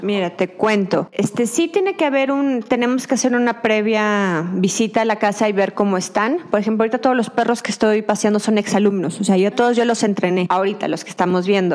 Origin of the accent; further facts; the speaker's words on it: Durango, Mexico; moved away as an adult; also born or lived in Mazatlán / Mexico City; yo me salí de Durango, me fui a estudiar fuera desde, bueno, digo que me fui a Mazatlán a estudiar mi carrera